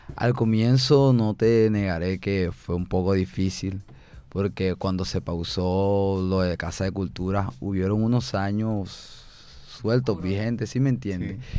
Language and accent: Spanish; Barranquilla, Atlántico, Colombia; soy de las Malvinas